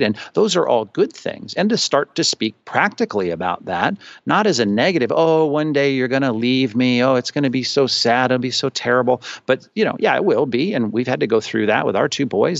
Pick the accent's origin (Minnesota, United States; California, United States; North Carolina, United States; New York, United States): California, United States; Long Beach; also born or lived in Chicago / Arizona / Aliso Viejo, Orange County; I'm from Southern California. I grew up in Long Beach. I spent my whole life there till I got shipped off to school